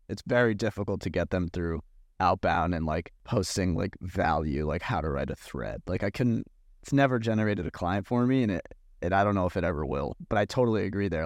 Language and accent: English; Massachusetts, United States; where I grew up in Massachusetts